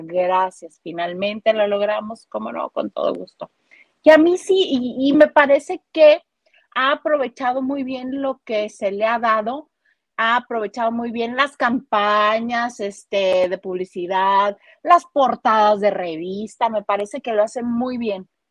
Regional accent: Mexico; soy mexicana

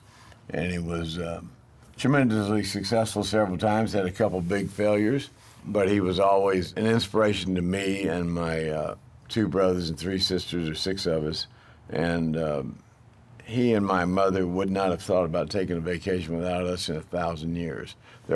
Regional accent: Dallas, Texas, United States; now in Houston, United States; I grew up in Dallas watching a guy named Art Grendel sell cars

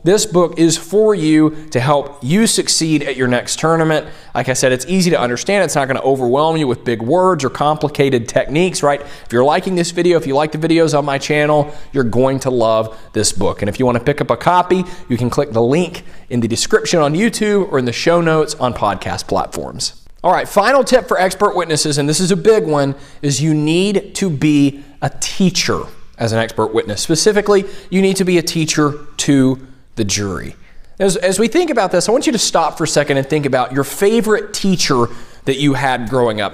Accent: Tennessee, United States; I'm from Tennessee

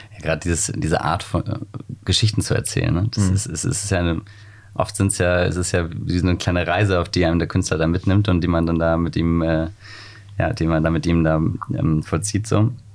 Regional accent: near Wiesbaden, Hesse, Germany; now in Hamburg, Germany; Ich komme aus der Nähe von Wiesbaden

